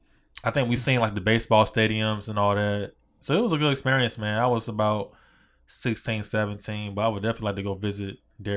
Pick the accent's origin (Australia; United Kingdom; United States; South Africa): United States; Hampton, Virginia; I'm from Virginia. I'm from Hampton, Virginia. So, you know, Virginia Beach, Norfolk, like that area.